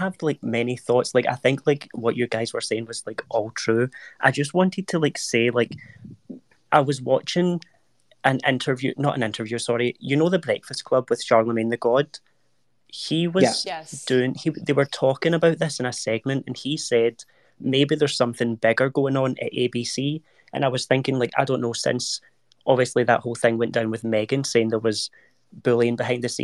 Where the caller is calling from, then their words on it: Glasgow, Scotland, United Kingdom; I'm calling from Glasgow in Scotland